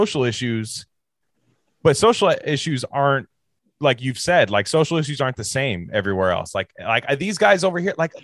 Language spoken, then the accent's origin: English; Bay Area, California, United States; I grew up in the Bay Area and still am here